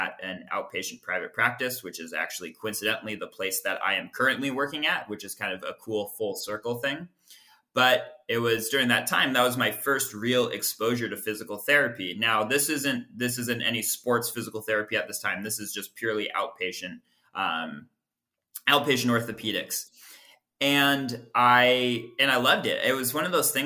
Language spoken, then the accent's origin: English; Everett, Washington, United States; also born or lived in New Hampshire / Chicago; now in Seattle, United States; I'm from Everett, Washington, which is about 20 minutes north of Seattle. Lived out in the Pacific Northwest basically my whole entire life until I left for PT school